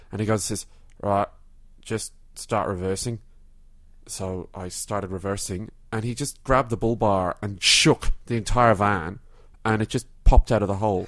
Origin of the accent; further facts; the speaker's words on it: Ireland; now in Melbourne, Australia; I'm originally from Ireland.